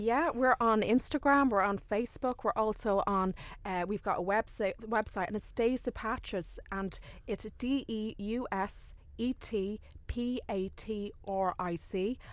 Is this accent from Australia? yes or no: no; Dublin, Leinster, Ireland; I'm actually from Dublin